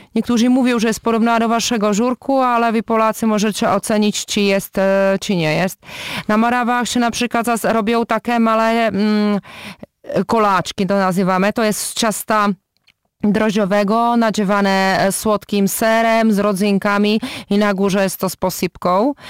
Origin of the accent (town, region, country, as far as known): Czechia